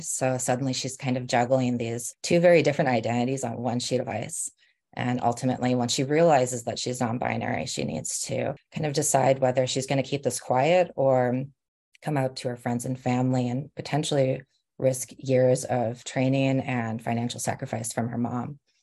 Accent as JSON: {"language": "English", "town": "Rochester", "region": "Minnesota", "country": "United States", "tie": "born or raised there", "also_born_or_lived": "Nebraska", "moved": "yes", "lives_now": "Bay Area, United States", "said": "we moved from Nebraska to Rochester, Minnesota when I was about seven"}